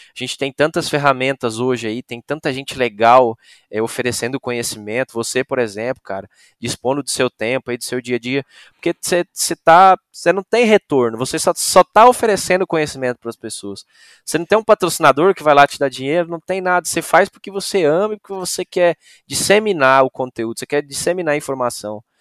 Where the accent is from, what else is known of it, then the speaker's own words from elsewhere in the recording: Novo Hamburgo, Rio Grande do Sul, Brazil; moved away; Eu saí lá do Rio Grande do Sul, de Novo Hamburgo